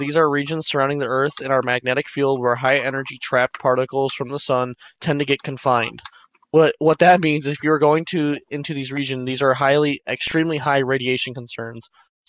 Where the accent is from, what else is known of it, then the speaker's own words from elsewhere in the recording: Illinois, United States; From Illinois. We're from Illinois.